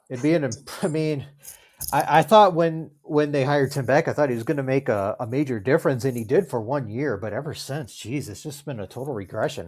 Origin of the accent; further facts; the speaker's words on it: Virginia, United States; moved away as an adult; now in Minnesota, United States; I'm originally from Virginia. That's where I get the A C C sports, but I've lived in Minnesota for twenty-three years now